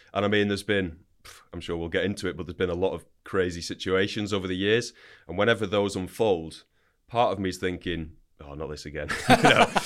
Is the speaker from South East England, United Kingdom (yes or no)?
no; Wigan, North West England, United Kingdom; So, grew up in Wigan, Northern England.